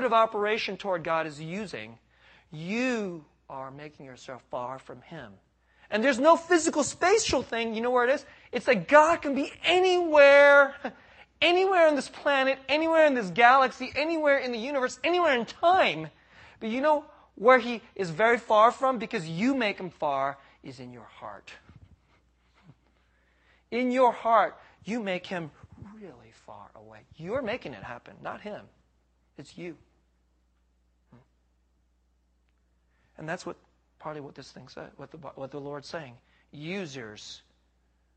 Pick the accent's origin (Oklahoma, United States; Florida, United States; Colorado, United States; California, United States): California, United States; San Jose; also born or lived in Boston / Philadelphia; I grew up here in San Jose